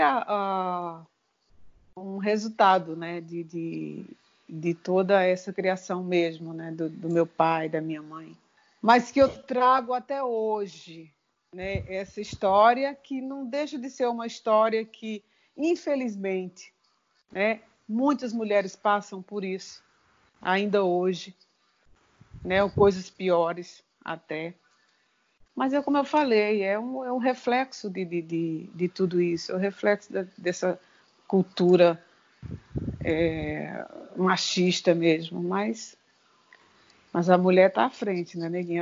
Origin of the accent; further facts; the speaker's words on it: Sertânia, Pernambuco, Brazil; now in Recife, Brazil; eu sou do interior de Sertânia